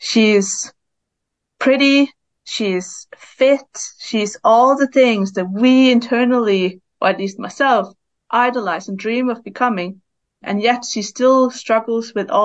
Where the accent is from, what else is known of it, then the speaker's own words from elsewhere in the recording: Denmark; now in Brighton, United Kingdom; I live in Brighton, but I'm from Denmark and I grew up there